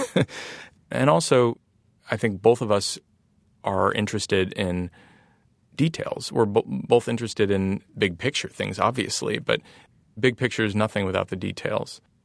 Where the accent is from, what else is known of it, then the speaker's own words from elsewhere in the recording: Ohio, United States; accent: nasally; also born or lived in Columbus / Cleveland; now in San Francisco, United States; growing up in Ohio or, and having kind of a nasally accent